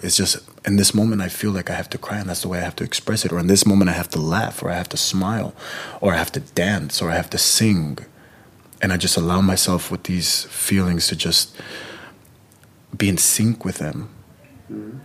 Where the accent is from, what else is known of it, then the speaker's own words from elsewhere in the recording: California, United States; My parents are Mexican. I'm born and raised in California, but my parents are Mexican.